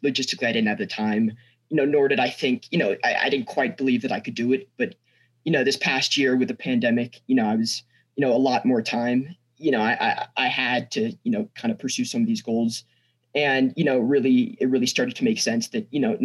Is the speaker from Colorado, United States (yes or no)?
yes; Snowmass, Colorado, United States; also born or lived in San Francisco, California; I'm from Snowmass, Colorado. I go to school, Aspen High School. I've lived in Colorado for, you know, the past 14 years, born in San Francisco, California